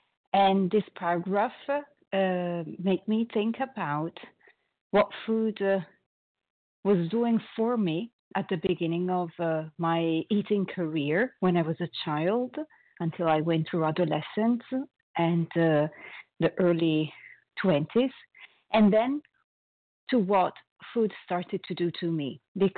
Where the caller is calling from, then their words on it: Paris, Île-de-France, France; I am calling from Paris, France